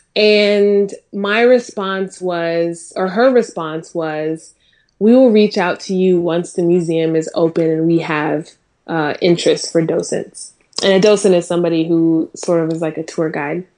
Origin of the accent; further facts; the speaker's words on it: Durham, North Carolina, United States; also born or lived in Minnesota; I moved over to, um, North Carolina, uh, when I was nine